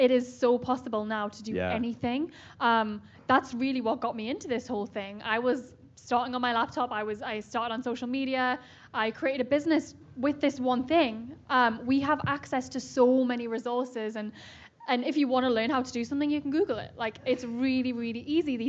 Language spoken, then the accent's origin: English; Newcastle upon Tyne, North East England, United Kingdom; moved away; I'm from Newcastle, right near Scotland in the UK